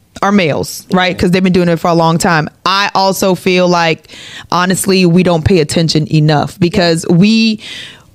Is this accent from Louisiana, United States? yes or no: yes; New Orleans, Louisiana, United States; also born or lived in Trinidad and Tobago; now in Atlanta, United States; Grew up in New Orleans, though. So New Orleans is home, but I'm a born Trini